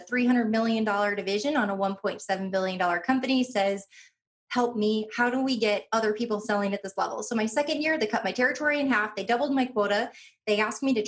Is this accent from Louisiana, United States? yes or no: no; Northwest Indiana, United States; I grew up in Northwest Indiana